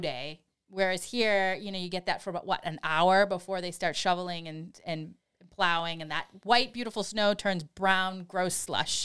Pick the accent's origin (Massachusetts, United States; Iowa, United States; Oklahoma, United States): Massachusetts, United States; Boston; accent: Boston; my Boston accent